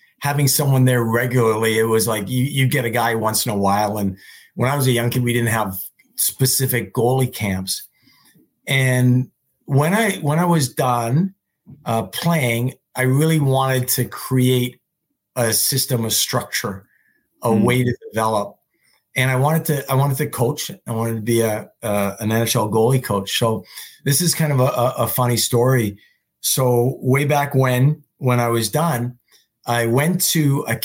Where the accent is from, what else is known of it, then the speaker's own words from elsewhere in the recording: Montreal, Quebec, Canada; moved away; I was home at Christmas. I'm from Montreal.